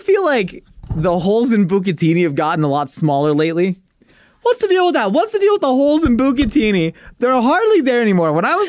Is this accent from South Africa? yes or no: yes; South Africa; Yeah, I'm from South Africa, bro.